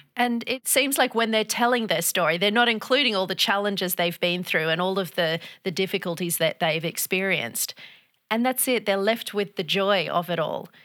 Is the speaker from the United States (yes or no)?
no; Australia; also born or lived in Europe; I'm Australian, but I have an English heritage.